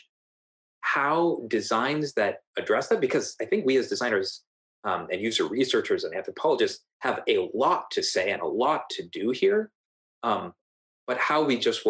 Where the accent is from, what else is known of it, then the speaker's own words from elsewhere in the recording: Silicon Valley, California, United States; Growing up in Silicon Valley, growing up with my father